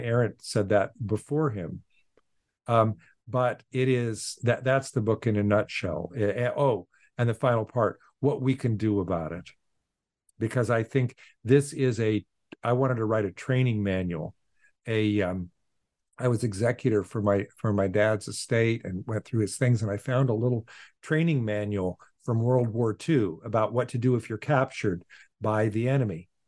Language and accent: English; Portland, Oregon, United States; now in Boston, United States; I was born in Portland, Oregon, and I went to the local public schools